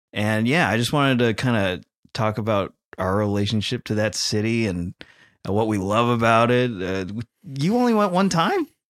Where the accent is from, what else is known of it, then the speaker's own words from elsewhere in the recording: California, United States; moved away; we're from California